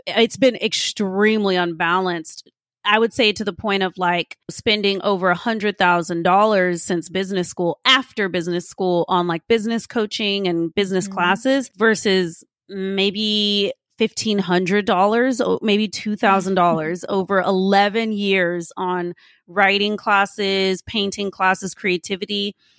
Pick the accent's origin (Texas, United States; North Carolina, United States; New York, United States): Texas, United States; Austin; I grew up in Austin, Texas, in a low income, high crime, primarily Mexican American neighborhood.